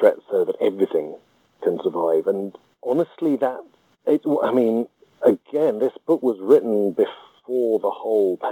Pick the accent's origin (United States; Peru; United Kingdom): United Kingdom; I myself am just as British